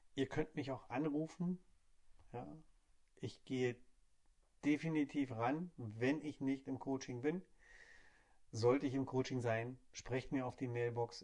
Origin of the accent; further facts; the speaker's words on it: Hamburg, Germany; ich komme aus Hamburg